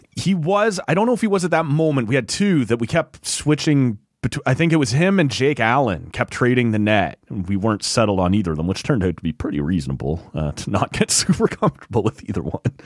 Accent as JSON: {"language": "English", "town": "Oshawa", "region": "Ontario", "country": "Canada", "tie": "born or raised there", "said": "I grew up in Oshawa"}